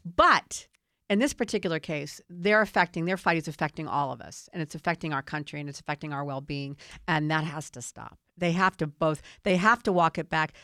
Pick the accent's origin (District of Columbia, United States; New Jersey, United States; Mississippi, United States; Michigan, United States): District of Columbia, United States; Washington; I grew up in Washington, D C. I've seen it my whole life.